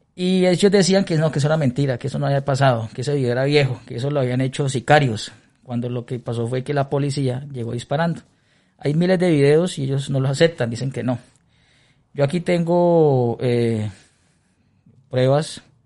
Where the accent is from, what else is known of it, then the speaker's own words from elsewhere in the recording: Colombia; soy un colombiano